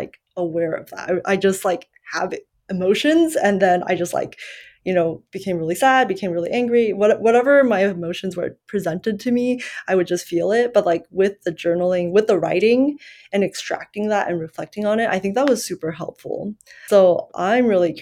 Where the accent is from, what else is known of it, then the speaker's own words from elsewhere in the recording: United States; English is a second language; growing up here and, well, for a while, I kind of identified English as my second language because ethnically I'm Chinese and, like, we immigrated when I was 7